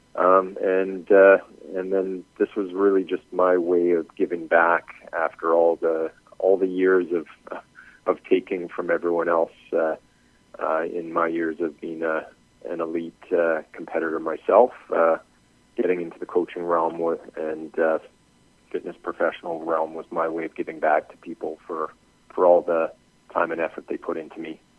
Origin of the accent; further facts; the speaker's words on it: Edmonton, Alberta, Canada; I'm from Edmonton, Canada.